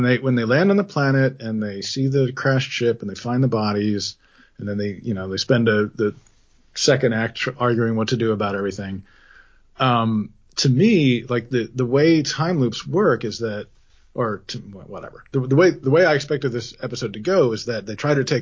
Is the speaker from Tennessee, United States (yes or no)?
no; Pennsylvania, United States; I grew up in Pennsylvania, and there was a theme park, Dorney Park, near us